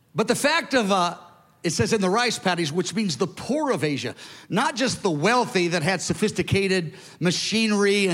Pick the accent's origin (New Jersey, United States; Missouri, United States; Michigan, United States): Missouri, United States; Kansas City; I grew up in Kansas City and I knew there was a Truman High School